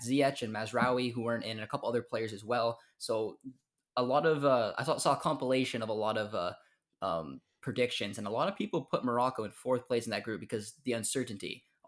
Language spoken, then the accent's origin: English; Canada; we're Canadian.